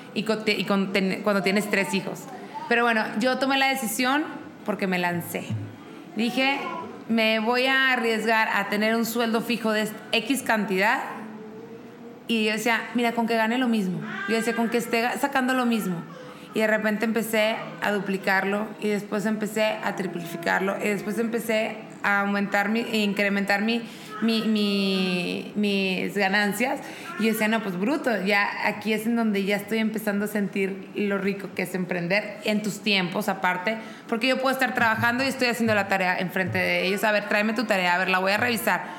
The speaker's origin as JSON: {"language": "Spanish", "town": "Monterrey", "region": "Nuevo León", "country": "Mexico", "moved": "yes", "lives_now": "Querétaro, Mexico", "said": "soy de Monterrey, vivo en Querétaro"}